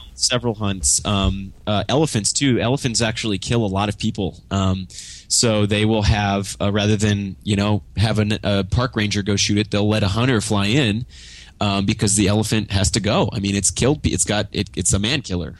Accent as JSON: {"language": "English", "town": "Grapevine", "region": "Texas", "country": "United States", "tie": "born or raised there", "also_born_or_lived": "Kansas City / Austin / Los Angeles", "lives_now": "Dallas, United States", "said": "moved to Grapevine. And so I, I spent most of my childhood in Grapevine"}